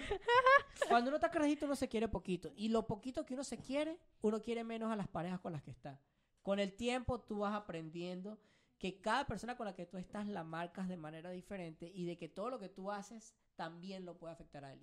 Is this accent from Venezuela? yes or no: yes; Venezuela; moved away; nosotros nos fuimos hace cinco años